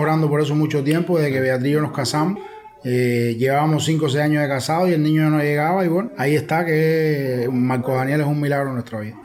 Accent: Cuba; yo era como los cubanos típicos

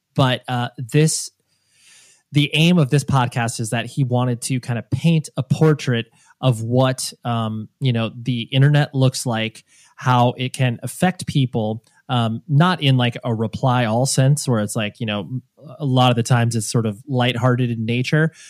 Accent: Las Vegas, Nevada, United States; I was born in Vegas

